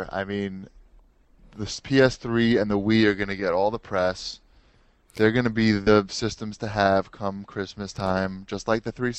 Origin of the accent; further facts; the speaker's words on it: New York, United States